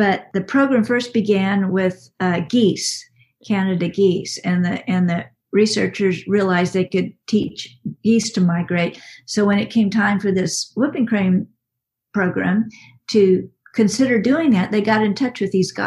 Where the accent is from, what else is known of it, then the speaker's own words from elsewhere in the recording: West, Texas, United States; I'm from West Comma, Texas, which is a little town in central Texas